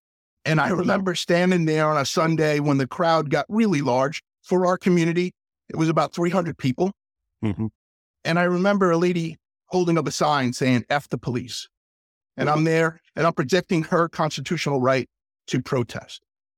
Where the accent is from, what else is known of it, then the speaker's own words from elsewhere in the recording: New York, United States; now in Chambersburg, United States; I grew up in New York